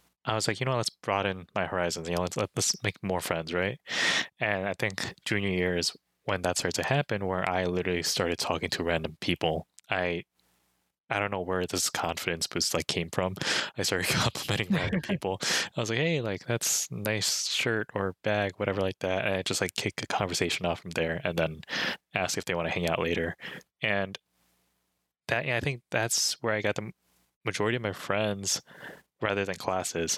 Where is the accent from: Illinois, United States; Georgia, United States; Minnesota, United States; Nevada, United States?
Illinois, United States; Chicago; my hometown, or our hometown, I've personally been here like all my life